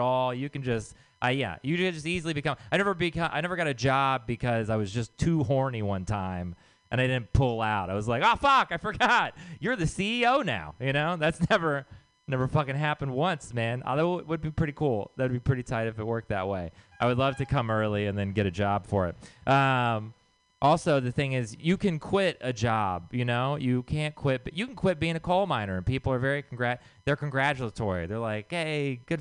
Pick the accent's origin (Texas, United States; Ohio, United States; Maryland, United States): Texas, United States; moved away; I'm from Texas.